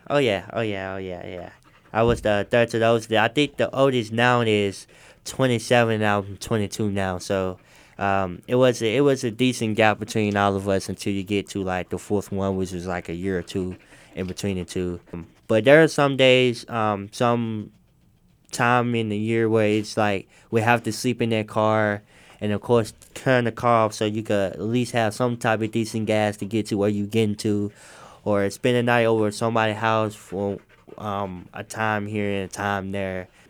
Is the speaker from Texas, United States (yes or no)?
no; Memphis, Tennessee, United States; I I grew up in Memphis